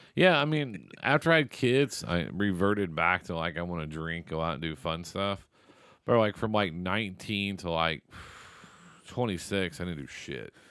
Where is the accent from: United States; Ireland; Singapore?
United States; Seymour; moved away; Seymour, the school I graduated from.